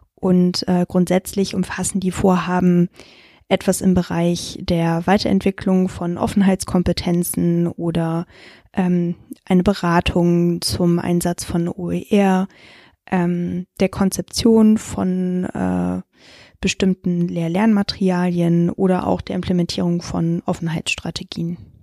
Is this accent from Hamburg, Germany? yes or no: yes; Hamburg, Germany; also born or lived in Frankfurt; gebürtige Hamburgerin